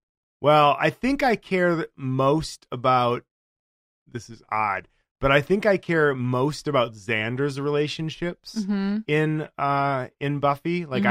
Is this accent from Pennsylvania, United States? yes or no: no; Wisconsin, United States; I'm from Wisconsin, so I should say bagel, like without problem, but I say bagel.